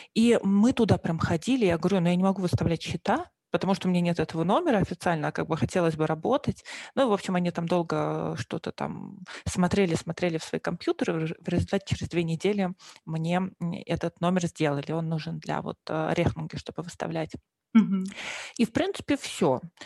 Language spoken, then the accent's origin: Russian; Moscow, Russia; moved away as an adult; now in Germany; вообще я приехала из Москвы, то есть родилась и выросла в Москве.